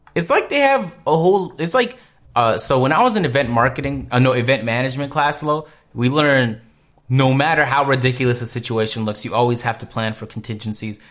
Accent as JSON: {"language": "English", "country": "Canada", "said": "I'm from Canada"}